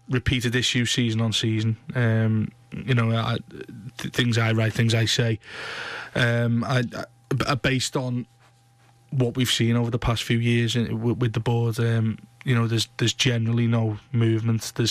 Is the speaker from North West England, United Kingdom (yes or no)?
yes; Blackburn, North West England, United Kingdom; I'm from Blackburn, mate.